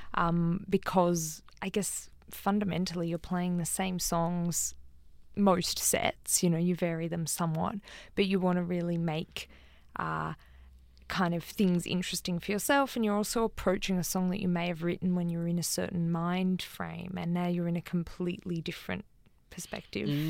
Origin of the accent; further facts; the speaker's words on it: Canberra, Australian Capital Territory, Australia; moved away; also born or lived in Sydney; I'm originally from Canberra, and I go and drive past the house that I grew up in in Canberra